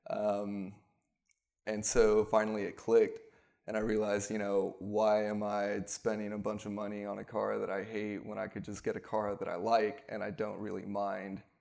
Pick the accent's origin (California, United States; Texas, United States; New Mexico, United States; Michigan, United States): Texas, United States; Houston; also born or lived in Oregon; I'm from Houston, but I've bounced back and forth because half my family's up there, half's down here.